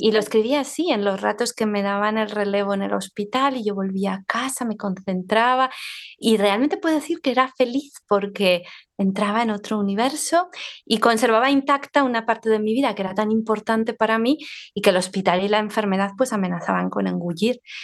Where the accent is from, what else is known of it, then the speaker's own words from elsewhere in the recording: Zaragoza, Aragon, Spain; estoy hablando desde mi ciudad natal, donde vivo, Zaragoza